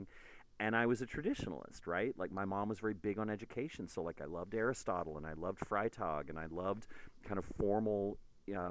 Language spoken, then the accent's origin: English; Houston, Texas, United States; I grew up in Houston